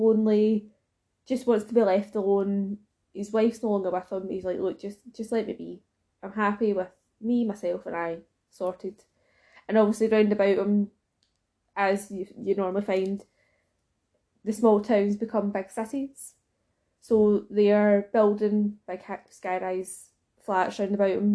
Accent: Scotland, United Kingdom; being Scottish

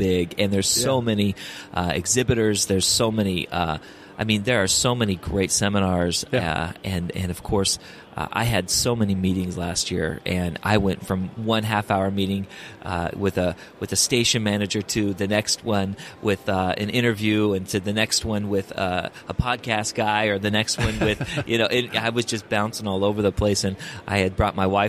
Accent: Orange County, California, United States; I'm from Orange County, California

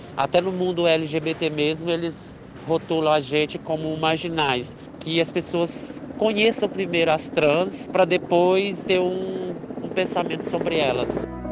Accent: Cristais, Minas Gerais, Brazil; now in São Paulo, Brazil; sou de Cristais, Minas Gerais, mas já vai fazer 12 anos que moro em São Paulo

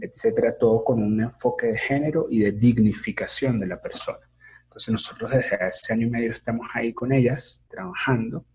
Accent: San Cristóbal, Táchira, Venezuela; moved away; Yo soy de San Cristóbal

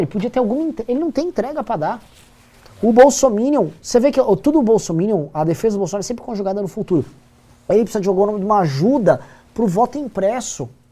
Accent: Brazil; eu sou do Brasil.

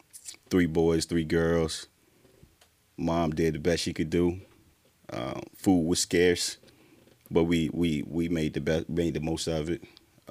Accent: Durham, North Carolina, United States; Durham, Bull City, born and raised.

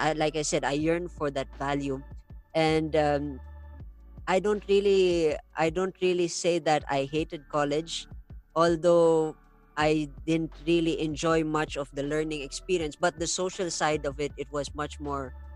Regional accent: India; I grew up in India

